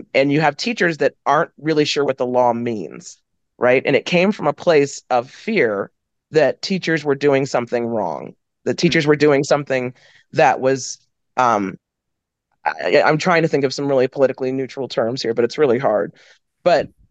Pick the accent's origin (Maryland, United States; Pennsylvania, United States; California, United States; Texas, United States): Maryland, United States; Frederick County; also born or lived in Winston-Salem, North Carolina / DC area; I was born in Winston-Salem, North Carolina. I grew up in outside of the DC area, then Western Maryland, which like Frederick County, Maryland